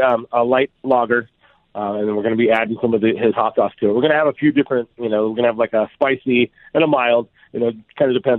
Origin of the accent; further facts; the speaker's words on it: Glendora, California, United States; The city that I grew up in, a town called Glendora, just outside of L.A., that's Michael Anthony lived there.